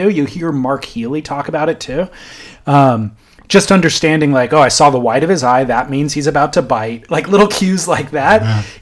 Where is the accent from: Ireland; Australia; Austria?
Australia; I'm Aussie.